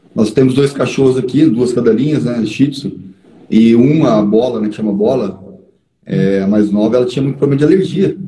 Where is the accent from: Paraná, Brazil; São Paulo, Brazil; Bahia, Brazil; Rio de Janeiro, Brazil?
Paraná, Brazil; eu sou paranaense, eu nasci em fazenda